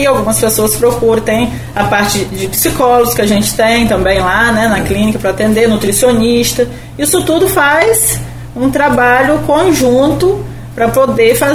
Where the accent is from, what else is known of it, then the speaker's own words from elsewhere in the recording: Campos dos Goytacazes, Rio de Janeiro, Brazil; Sou, sou de Goitacazes.